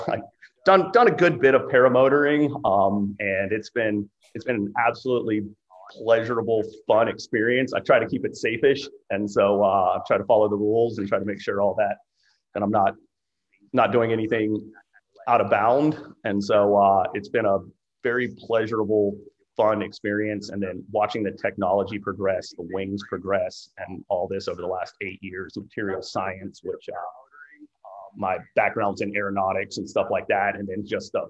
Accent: Florida, United States; I grew up in Florida

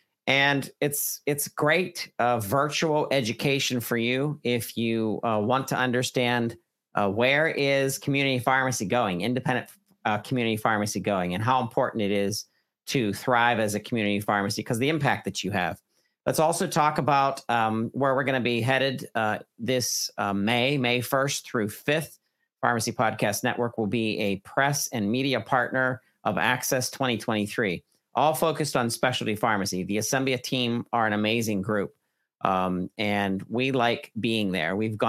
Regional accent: Butler, Pennsylvania, United States; now in Fayette County, United States; Fayette County is my home county. I grew up in Butler, Pennsylvania, Butler County, but I moved down in Fayette County in 2012.

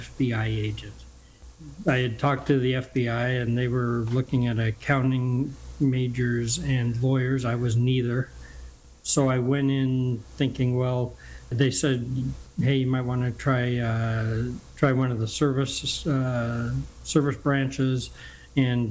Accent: Dana Point, California, United States; now in San Juan Capistrano, United States; I grew up here. I grew up next door in Dana Point

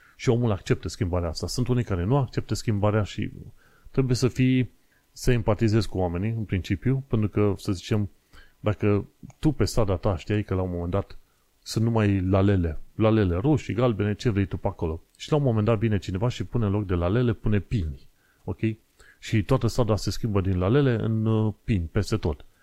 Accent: Romania; moved away as an adult; also born or lived in Isle of Dogs, London; now in London, United Kingdom; sunt român

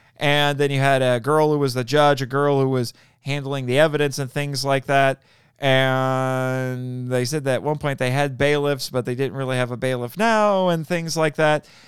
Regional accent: Fort Wayne, Indiana, United States; I'm from Fort Wayne, too

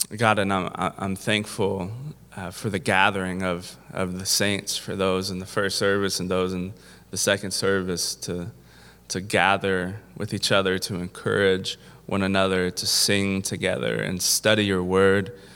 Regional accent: Kentucky, United States; I'm from Kentucky

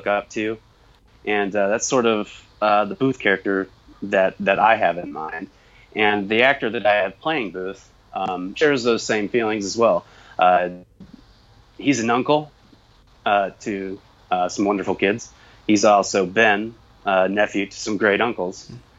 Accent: Illinois, United States; I'm from Illinois

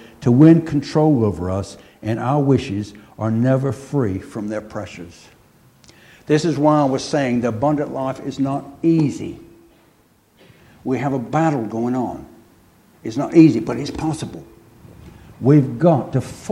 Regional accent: United States; moved away; Being an American

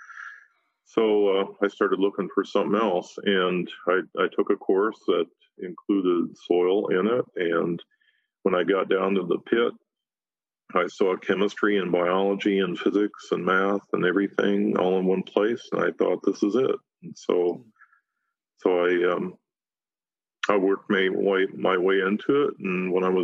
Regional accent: Chicago, Illinois, United States; moved away as an adult; now in North Dakota, United States; I grew up outside of Chicago

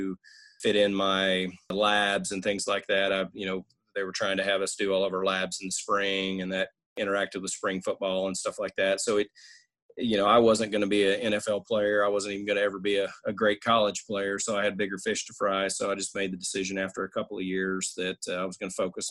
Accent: Woodward, Oklahoma, United States; moved away as an adult; now in Stillwater, United States; move back to my hometown of Woodward

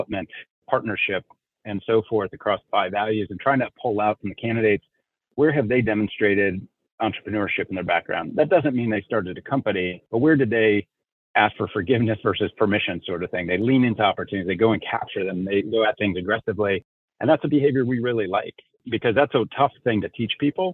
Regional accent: Elkhart, Indiana, United States; I grew up in a small industrial town called Elkhart, Indiana, which is known as the RV capital of the world

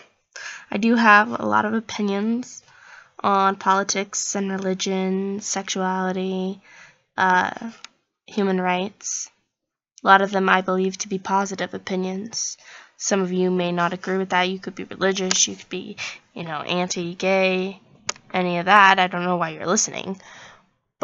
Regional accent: Oregon, United States; I am from Oregon

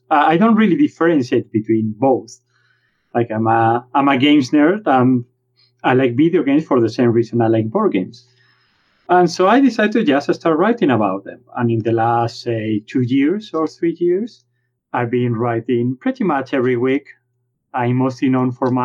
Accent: Spain; accent: Spanish; English is a second language; my Spanish accent.

